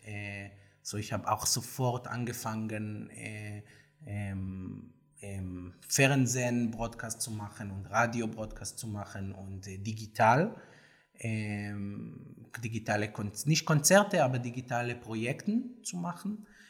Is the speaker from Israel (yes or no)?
yes; Tel Aviv, Tel Aviv District, Israel; German is a second language; moved away as an adult; now in Berlin, Germany; ich komme aus Tel Aviv